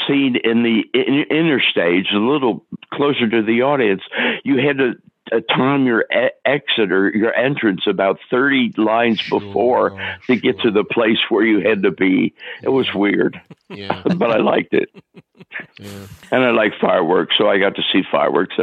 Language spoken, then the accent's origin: English; Cincinnati, Ohio, United States; We danced together as kids in Cincinnati